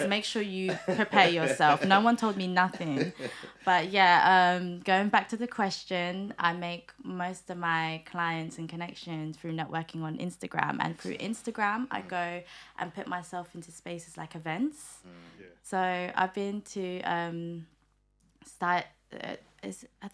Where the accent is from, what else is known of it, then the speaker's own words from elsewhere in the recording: United Kingdom; also born or lived in Manila, Philippines; My mum took us over to the UK when I was like four years old. So I did grow up here